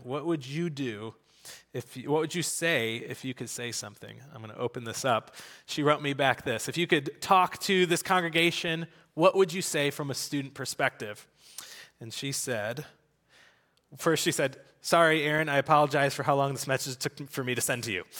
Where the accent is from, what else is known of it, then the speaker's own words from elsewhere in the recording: United States; I grew up in America going to, uh, to church